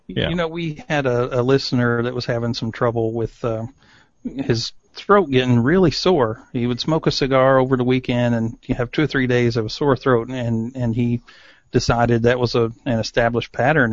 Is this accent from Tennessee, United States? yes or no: yes; East Tennessee, United States; I grew up in East Tennessee